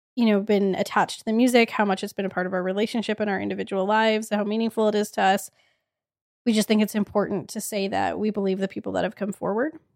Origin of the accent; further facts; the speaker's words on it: Edmonton, Alberta, Canada; we are from Edmonton.